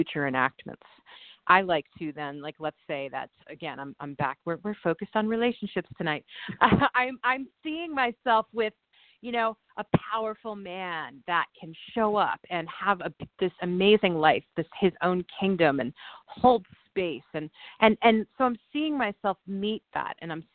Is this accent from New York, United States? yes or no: yes; New York, United States; moved away as an adult; now in California, United States; being a New Yorker